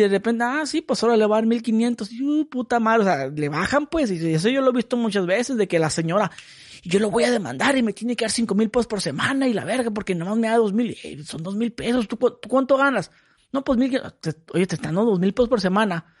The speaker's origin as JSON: {"language": "Spanish", "town": "Mexicali", "region": "Baja California", "country": "Mexico", "said": "yo soy de Mexicali. Mexicali es bonito."}